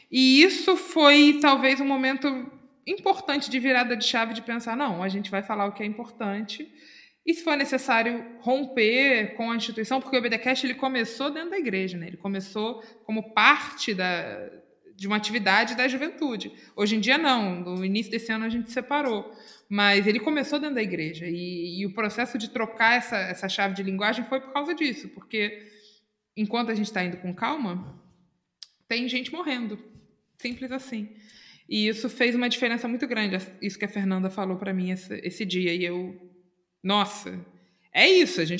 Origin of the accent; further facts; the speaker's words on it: Itacuruçá, Rio de Janeiro, Brazil; Pois é, eu sou de Itacuruçá.